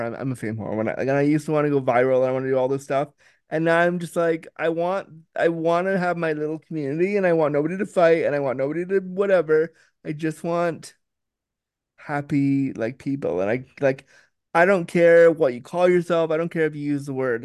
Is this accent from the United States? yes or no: no; Canada; I'm Canadian